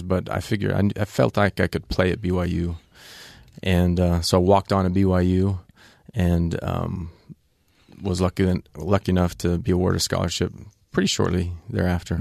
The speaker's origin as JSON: {"language": "English", "country": "Canada", "tie": "born or raised there", "also_born_or_lived": "Ogden, Utah, United States", "said": "I qualified as a Canadian"}